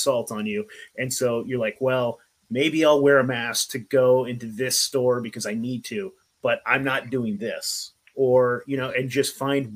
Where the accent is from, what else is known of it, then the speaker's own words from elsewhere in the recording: Oregon, United States; I'm from the Pacific Northwest up here in Oregon